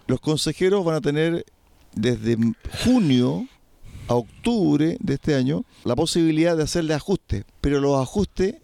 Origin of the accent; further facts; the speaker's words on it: Chile; nuestro país